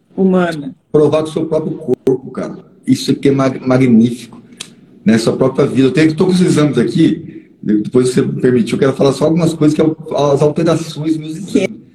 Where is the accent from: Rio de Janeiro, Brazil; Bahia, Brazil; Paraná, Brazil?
Paraná, Brazil; eu sou paranaense, eu nasci em fazenda